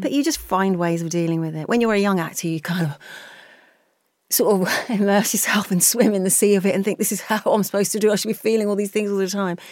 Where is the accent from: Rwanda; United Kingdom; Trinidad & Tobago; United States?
United Kingdom; just outside of West London; I grew up just outside of West London, if you were heading towards Heath, Heathrow Airport, that sort of neck of the woods